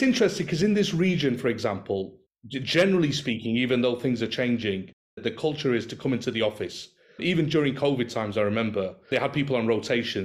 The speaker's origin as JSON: {"language": "English", "town": "Manchester", "region": "North West England", "country": "United Kingdom", "moved": "as an adult", "lives_now": "Doha, Qatar", "said": "I'm from Manchester and currently residing and working in Doha in Qatar."}